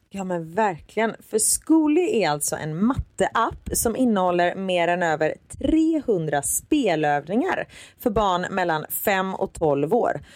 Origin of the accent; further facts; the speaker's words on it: Gothenburg, Västra Götaland, Sweden; accent: Gothenburg dialect (göteborgska); jag pratar göteborgska